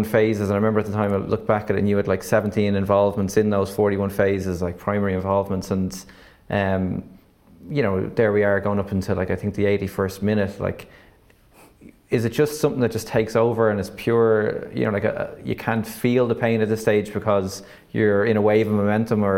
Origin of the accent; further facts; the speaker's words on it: Ireland; me as an Irish person